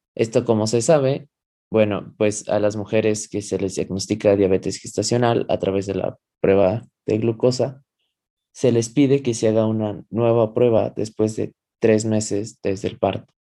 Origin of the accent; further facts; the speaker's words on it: Mexico; nosotros como población latina, específicamente población mexicana